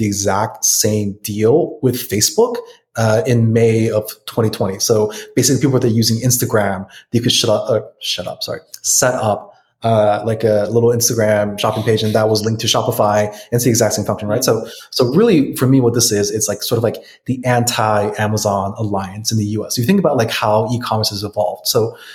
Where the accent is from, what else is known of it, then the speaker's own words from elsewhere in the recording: United States; I'm American